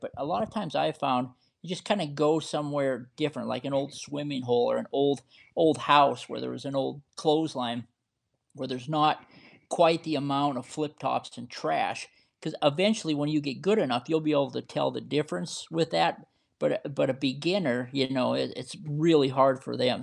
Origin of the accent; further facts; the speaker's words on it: Montana, United States; I was born and raised in Montana